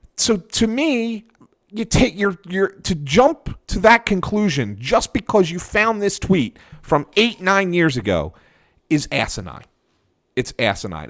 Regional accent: Philadelphia, Pennsylvania, United States; I grew up in West Philadelphia and in, in, a real Italian neighborhood

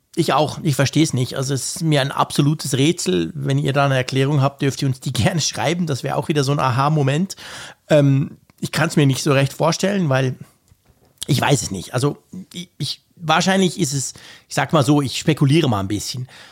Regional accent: Switzerland; bei uns in der Schweiz

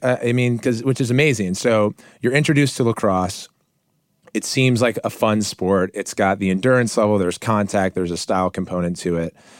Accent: Montgomery County, Maryland, United States; I grew up in Montgomery County, Maryland, in a middle-class

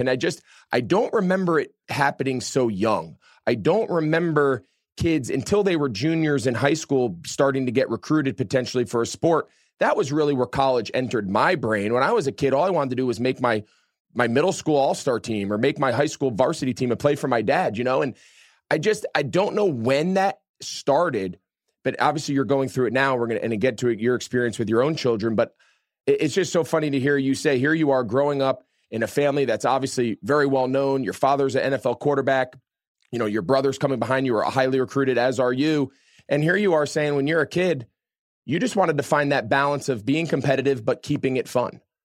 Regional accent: New Jersey, United States; we grew up in New Jersey

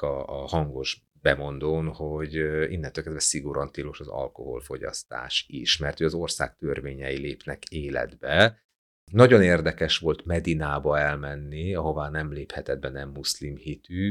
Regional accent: Biharnagybajom, Hajdú-Bihar, Hungary; first language Hungarian; also born or lived in Berettyóújfalu; now in Budapest, Hungary; nekem Budapest az otthonom egyébként, ö, bár Beretyújföldban születtem, Biharnagybajómból származom

